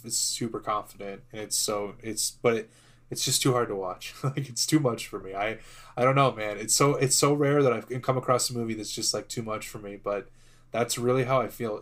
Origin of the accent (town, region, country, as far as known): United States